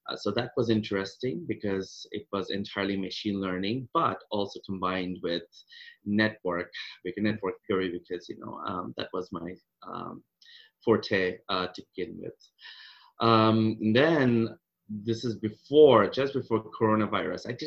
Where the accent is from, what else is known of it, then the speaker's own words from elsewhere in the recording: Kolkata, West Bengal, India; moved away as an adult; Uh, I came from India, uh, Calcutta, a long, long time ago, uh, 2006.